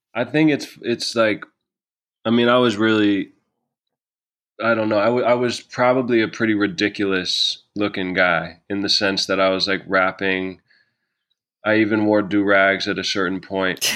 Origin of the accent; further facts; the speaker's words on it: New York City, New York, United States; moved away as an adult; also born or lived in Vancouver; I grew up in New York City with her most of my life.